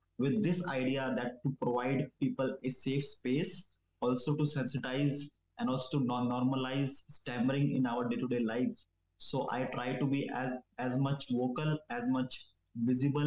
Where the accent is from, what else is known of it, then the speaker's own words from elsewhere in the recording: New Delhi, Delhi, India; I'm from New Delhi, India